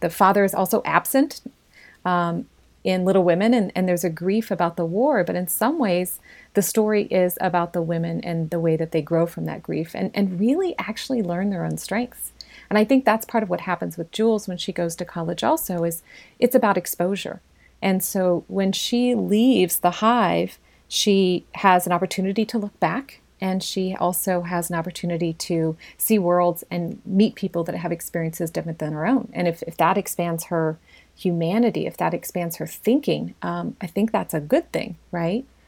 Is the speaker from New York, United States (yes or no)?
no; Hannibal, Missouri, United States; I was raised in Hannibal, born there